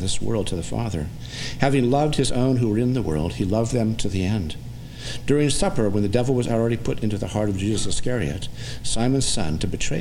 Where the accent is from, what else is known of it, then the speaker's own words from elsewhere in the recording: California, United States; now in Virginia, United States; Growing up in California, but living in Virginia for the last 30 years